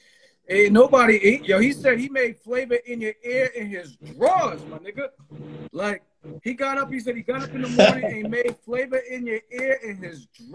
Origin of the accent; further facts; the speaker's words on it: East Coast, United States; I'm from the East Coast.